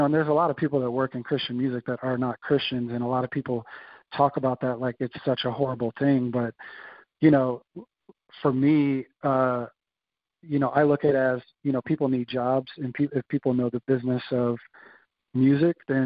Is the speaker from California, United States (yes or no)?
yes; Bay Area, California, United States; also born or lived in Indianapolis; now in San Diego, United States; growing up in the Bay Area